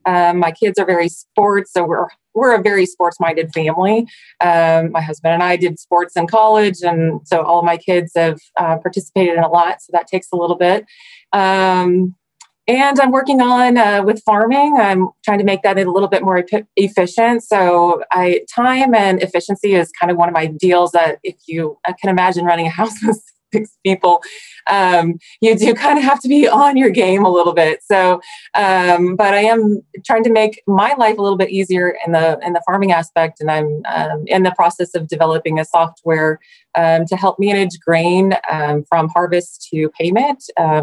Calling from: Superior, Nebraska, United States; I'm coming today from Superior, Nebraska, right in the kind of in the middle of the country.

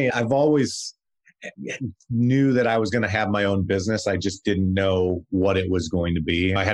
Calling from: Nashville, Tennessee, United States; I'm actually here in Nashville, Tennessee, home of country music and now Daily Crunch Snacks.

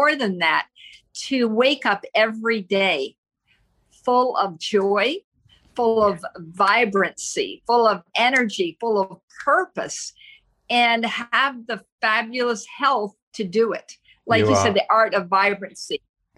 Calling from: Tampa, Florida, United States; I'm speaking from Tampa, Florida

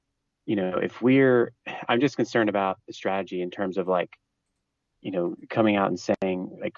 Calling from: Pennsylvania, United States; Hey, Matt … from Pennsylvania.

